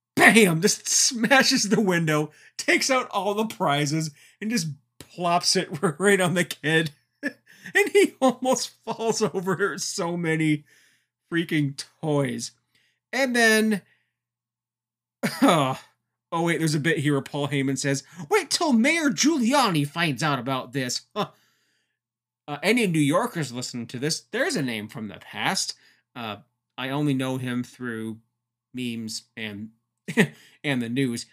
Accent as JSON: {"language": "English", "country": "Canada", "said": "Being a Canadian"}